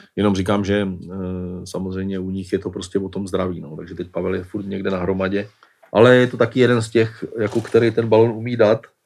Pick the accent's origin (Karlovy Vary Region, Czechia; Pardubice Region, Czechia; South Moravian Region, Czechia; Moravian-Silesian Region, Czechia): South Moravian Region, Czechia; Brno; jako Brňák